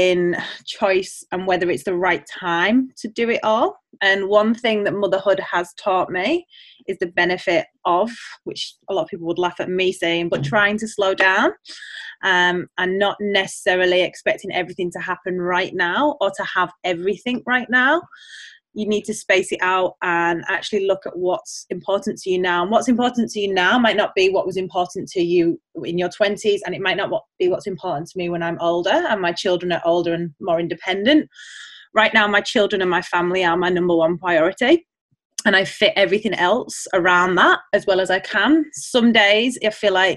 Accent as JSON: {"language": "English", "region": "England", "country": "United Kingdom", "moved": "as an adult", "lives_now": "Australia", "said": "I'm originally from England, as you can probably hear with the accent. I have been here for 9 years, and we are staying in Australia."}